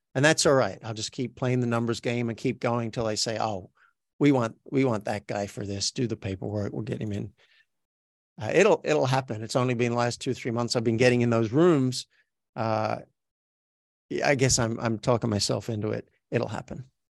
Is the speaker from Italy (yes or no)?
no; Australia; accent: Australian; moved away as an adult; now in Los Angeles, United States; I'm from Australia, so my native accent sounds like this. This is me talking with an Australian accent.